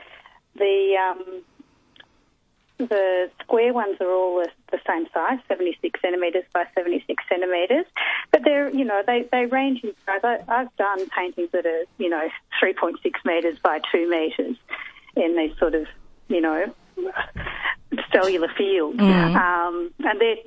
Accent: Flinders, Victoria, Australia; now in Melbourne, Australia; I grew up at Flinders

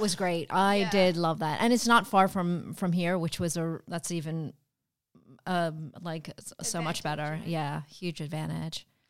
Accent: East Coast, United States; moved away; I'm from the East Coast

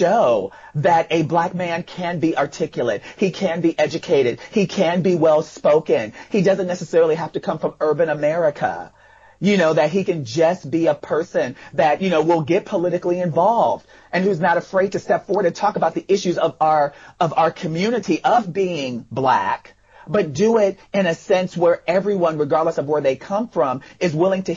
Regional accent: Chicago, Illinois, United States; moved away as an adult; now in Washington, D.C., United States; I was born in Chicago and I'm a first generation

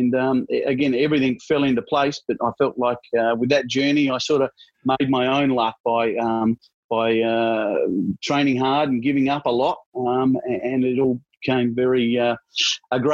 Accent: Adelaide, South Australia, Australia; moved away as an adult; also born or lived in Perth; now in Victoria, Australia; Growing up in Adelaide was great.

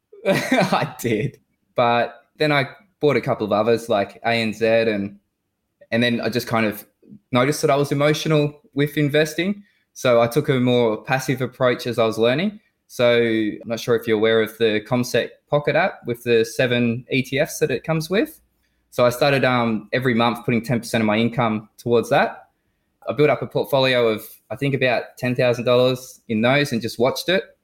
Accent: Newcastle, New South Wales, Australia; now in Perth, Australia; Uh, so Newcastle, New South Wales

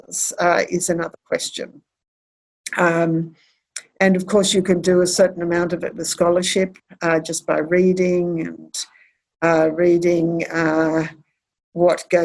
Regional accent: Australia; being Australian and having been educated in Australia and in the common law world

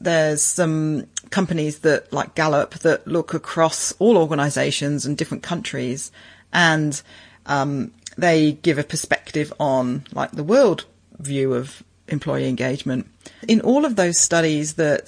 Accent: United Kingdom; moved away as an adult; now in Brisbane, Australia; I'm originally a Pommy, originally from the UK.

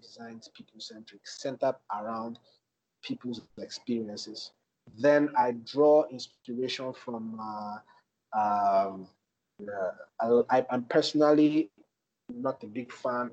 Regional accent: Lagos, Nigeria; I grew up in Apapa, Lagos, and Apapa has always been a hustling and bustling place

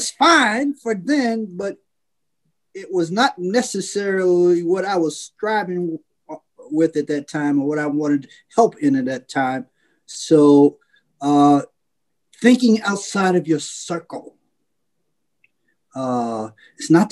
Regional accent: United States; I was from the United States of America

